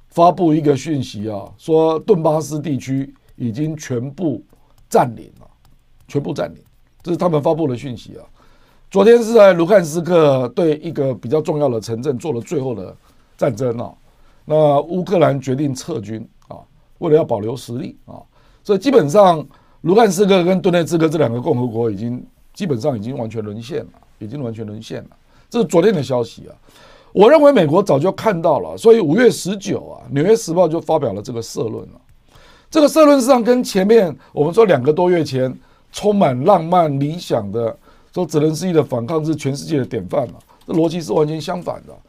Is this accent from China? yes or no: no; Taiwan; 我们台湾，我们台湾人口才两千三百多万。